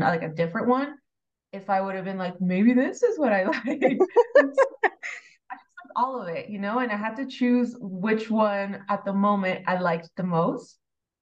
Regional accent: San Diego, California, United States; I grew up in San Diego.

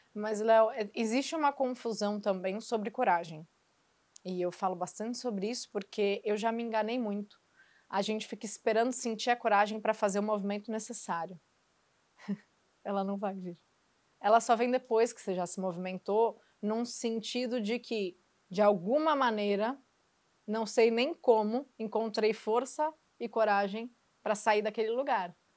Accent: Santos, São Paulo, Brazil; also born or lived in Rio de Janeiro; Eu sou de Santos

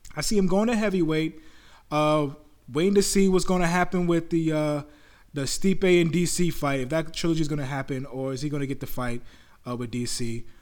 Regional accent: New York, United States; I'm from there. I'm from New York

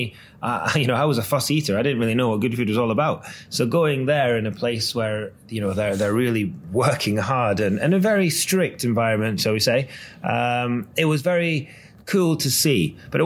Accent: Scotland, United Kingdom; now in London, United Kingdom; I've always been very proud of being Scottish

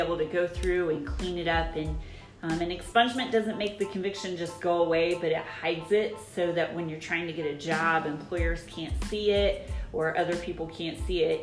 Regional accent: Alexandria, Indiana, United States; also born or lived in Bloomington, Indiana; I was born and raised in Alexandria

